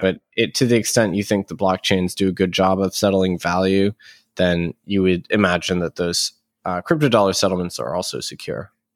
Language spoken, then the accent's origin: English; United States; as an American